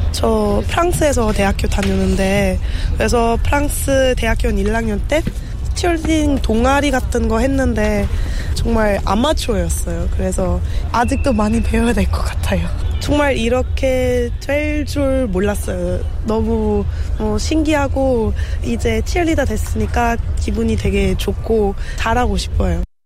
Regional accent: Germany; Korean is a second language; moved away as an adult; now in South Korea; 저 독일에서 왔어요

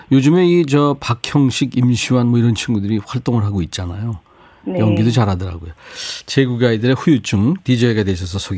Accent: Busan, South Korea; 저도 부산이 고향이라예.

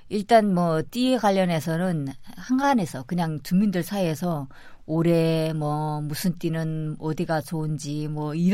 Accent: North Korea; moved away

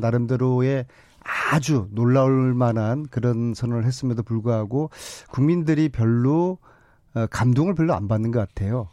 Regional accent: Busan, South Korea; moved away; 저희들은 영남 출신으로서 예, 저도 부산이거든요.

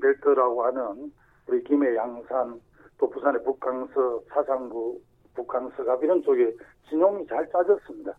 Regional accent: Sacheon, South Gyeongsang, South Korea; 제 고향인 그 경남 사천

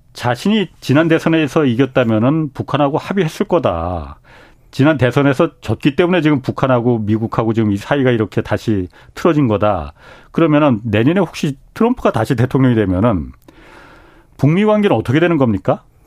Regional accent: Seoul, South Korea; 저도 고향이 서울입니다

